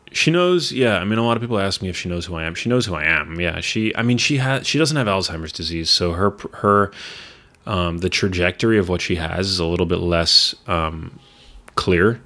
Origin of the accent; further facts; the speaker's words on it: New York City, New York, United States; moved away as an adult; also born or lived in Los Angeles; I grew up in New York City, and I moved back four years ago